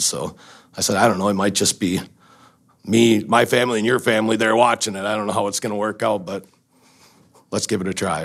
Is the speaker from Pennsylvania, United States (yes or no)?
no; Baldwin, Wisconsin, United States; I grew up in Wisconsin, in Baldwin, Baldwin Woodville uh, School District is where I went to school